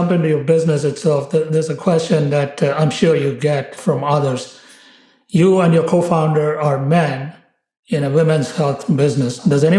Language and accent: English; India; I was born and raised in India as well.